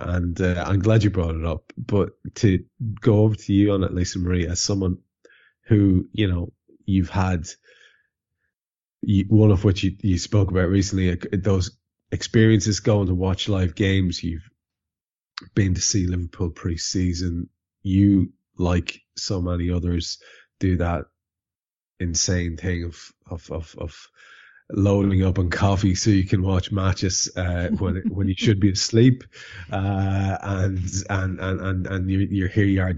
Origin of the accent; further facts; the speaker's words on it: Ireland; an Irish lad